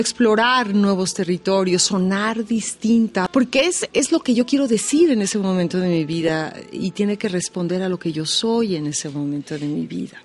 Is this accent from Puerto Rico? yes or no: no; Mexico; artista mexicana de mi generación